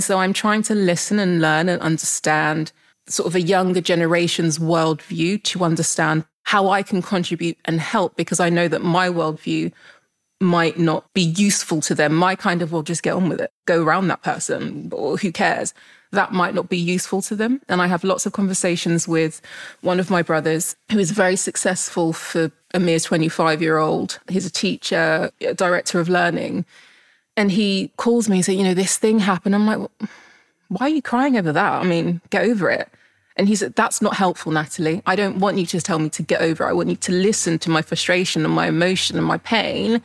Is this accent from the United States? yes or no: no; Jamaica; being Jamaican